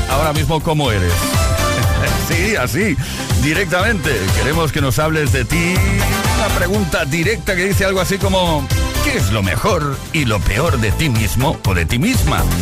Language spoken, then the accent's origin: Spanish; Buenos Aires, Argentina; Hola amigos, soy … de Buenos Aires, Argentina.